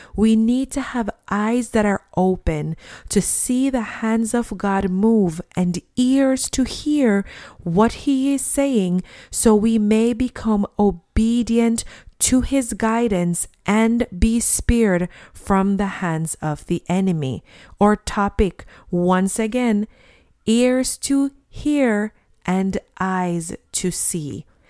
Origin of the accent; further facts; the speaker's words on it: Jamaica; When I was a child and I grew up in Jamaica